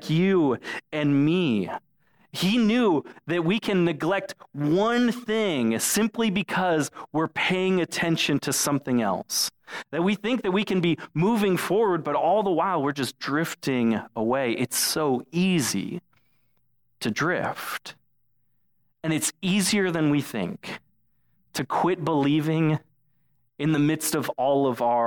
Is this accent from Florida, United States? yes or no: yes; Florida, United States; when I was a kid growing up in Florida